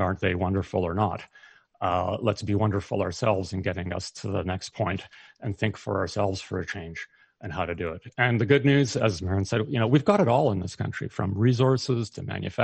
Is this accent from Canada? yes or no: yes; Canada; as a Canadian